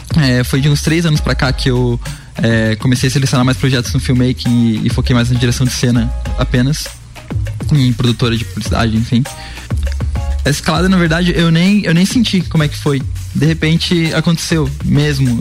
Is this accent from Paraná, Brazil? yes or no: yes; Curitiba, Paraná, Brazil; eu cresci em Curitiba, que é uma cidade com muito incentivo à cultura